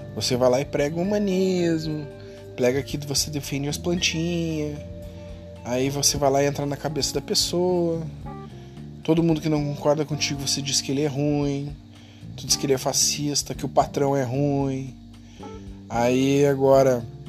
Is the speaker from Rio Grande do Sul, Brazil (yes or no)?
yes; Rio Grande do Sul, Brazil; eu sou gaúcho aqui